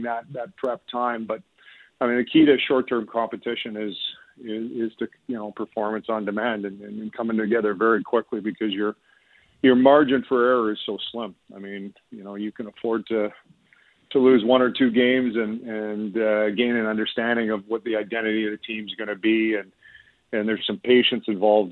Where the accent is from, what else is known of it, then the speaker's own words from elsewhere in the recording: Canada; as a Canadian and as a hockey fan